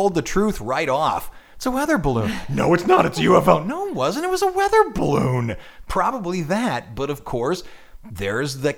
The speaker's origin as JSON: {"language": "English", "town": "New Orleans", "region": "Louisiana", "country": "United States", "said": "New Orleans"}